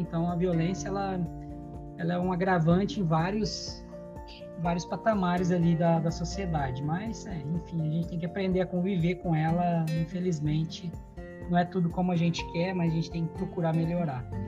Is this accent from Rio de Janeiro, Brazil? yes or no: no; Batatais, São Paulo, Brazil; moved away as an adult; now in Italy; Vivi minha vida toda em Batatais